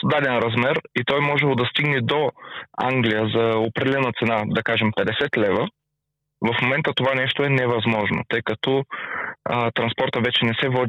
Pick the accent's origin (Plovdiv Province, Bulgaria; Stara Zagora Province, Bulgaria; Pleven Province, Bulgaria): Stara Zagora Province, Bulgaria; Stara Zagora; а, от Стара Загора